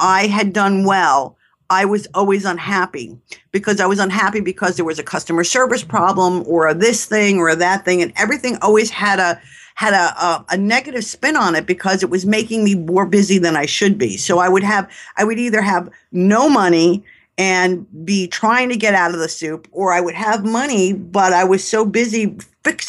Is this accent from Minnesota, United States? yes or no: no; New York, United States; accent: New York; I'm a New Yorker